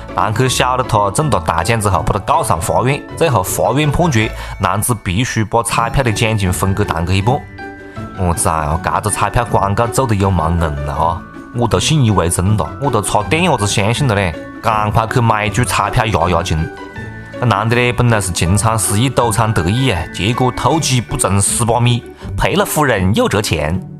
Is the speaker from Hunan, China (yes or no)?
yes; Changsha, Hunan, China; accent: Changsha dialect; 就是我们长沙话里面还有更多的丰富的内容跟大家一道来分享啊。